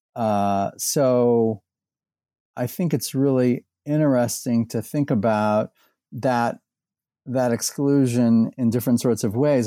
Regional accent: Indianapolis, Indiana, United States; moved away as an adult; also born or lived in Bowling Green, Ohio / Texas; now in Louisville, United States; I was born in Indiana. I grew up in and around Indianapolis.

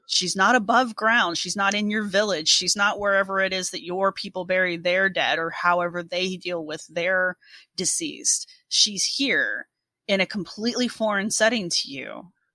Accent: United States; all three of us are Americans

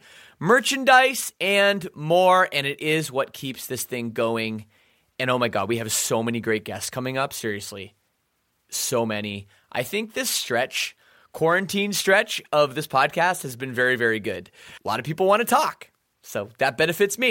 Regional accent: Canada; I'm Canadian

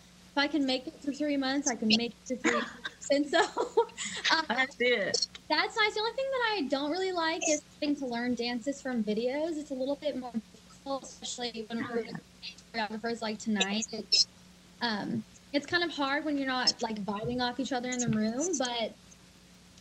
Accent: Albuquerque, New Mexico, United States; I'm from Albuquerque, New Mexico

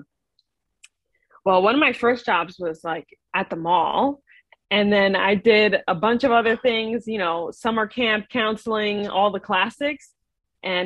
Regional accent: New York City, New York, United States; moved away as an adult; now in Atlanta, United States; I'm born and raised in New York, and I went to high school and college up there

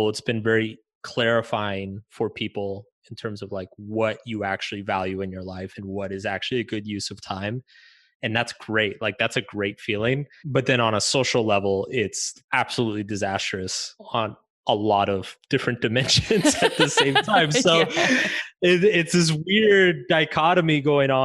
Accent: suburbs outside Austin, Texas, United States; I grew up in Bubba country, you know, like in the suburbs way outside of Austin

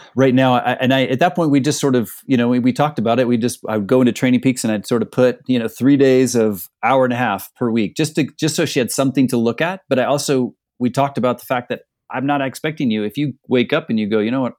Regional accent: Northeast Ohio, United States; growing up in Northeast Ohio, our summers are pretty short

